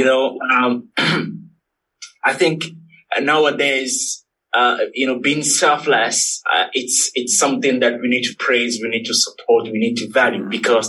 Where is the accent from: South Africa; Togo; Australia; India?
Togo; moved away; I'm originally from Togo, T-O-G-O. It's a little country in West Africa.